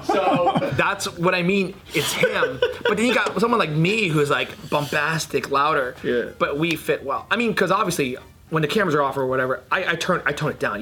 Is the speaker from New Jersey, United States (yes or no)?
yes; New Jersey, United States; I grew up in Jersey